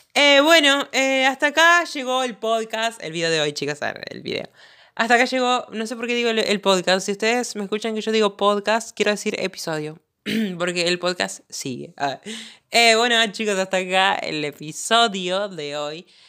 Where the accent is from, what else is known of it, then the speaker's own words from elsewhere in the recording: interior of Santa Fe province, Argentina; Yo vivo en el interior de la provincia de Santa Fe